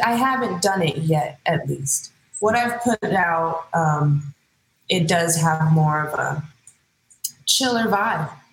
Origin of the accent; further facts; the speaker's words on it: Hayward, California, United States; I am born and raised in the Bay Area. Stand up, Hayward to be exact